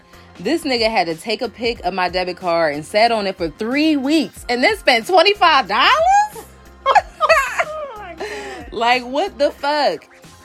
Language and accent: English; Philadelphia, Pennsylvania, United States; He's from North Jersey and I'm obviously from Philly.